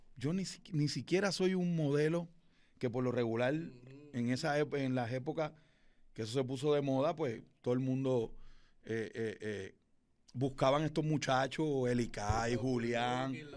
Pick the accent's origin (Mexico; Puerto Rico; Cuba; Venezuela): Puerto Rico; Fajardo; Yo soy de Fajardo, Puerto Rico